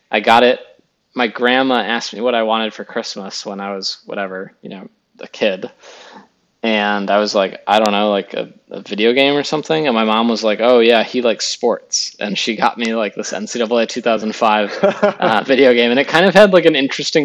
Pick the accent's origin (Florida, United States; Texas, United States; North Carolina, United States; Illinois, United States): Illinois, United States; Chicago; I grew up in the Chicago area